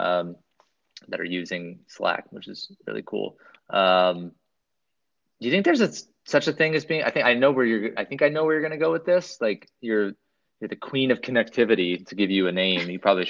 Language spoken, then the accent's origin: English; Pacific Northwest, United States; I'm from the Pacific Northwest